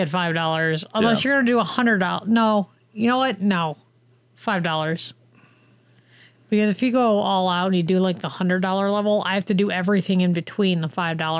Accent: Cleveland, Ohio, United States; Do you think people who hear me talk, they're like, you're from Cleveland?

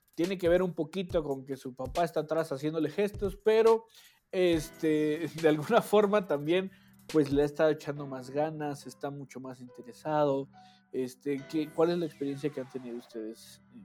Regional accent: Mexico

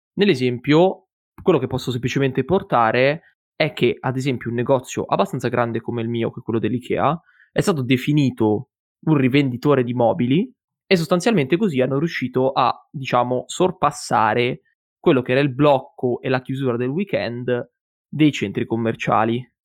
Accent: province of Monza, Lombardy, Italy; io e mio fratello, siamo, eh, della provincia, diciamo, di Monza, quindi siamo lombardi

